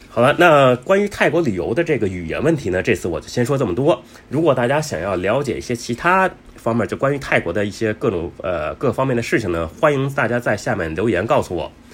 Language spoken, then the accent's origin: Chinese; Beijing, China; now in Bangkok, Thailand; 我是中国人，来自北京，那现在住在泰国曼谷